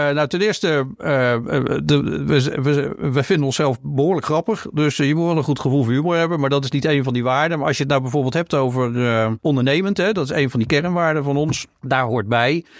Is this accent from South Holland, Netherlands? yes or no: yes; Rotterdam, South Holland, Netherlands; ik ben een Rotterdammer